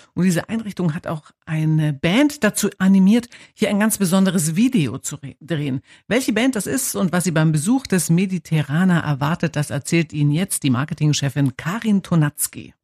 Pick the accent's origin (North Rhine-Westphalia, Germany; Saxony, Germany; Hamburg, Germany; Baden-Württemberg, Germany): Saxony, Germany; Zittau; ich bin in Zittau geboren